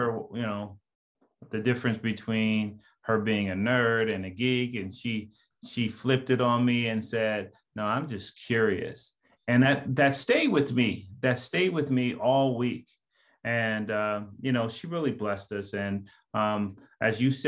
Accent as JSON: {"language": "English", "town": "Los Angeles", "region": "California", "country": "United States", "tie": "born or raised there", "said": "I grew up in Pacoima. I grew up in that 818, right? I went to a San Fernando High"}